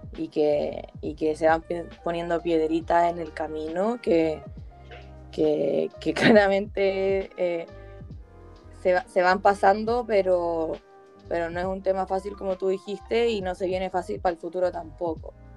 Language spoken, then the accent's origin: Spanish; Chile; no solamente somos el futuro de la comunidad judía de Chile, sino que somos el futuro de Chile en general